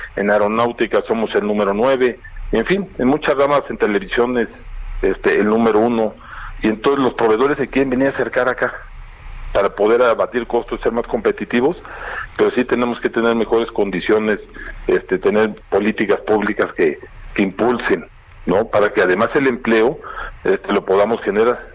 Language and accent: Spanish; Mexico; como mexicanos